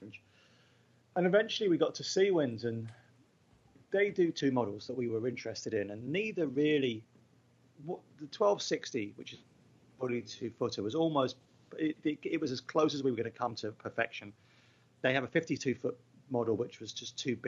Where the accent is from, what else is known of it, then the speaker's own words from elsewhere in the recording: England, United Kingdom; I'm English